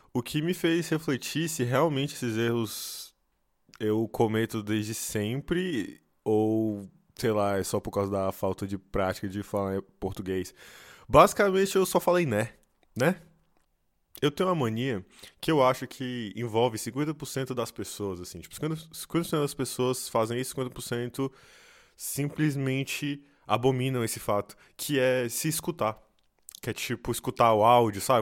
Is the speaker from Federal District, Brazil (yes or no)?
yes; Brasília, Federal District, Brazil; moved away; eu sou de Brasília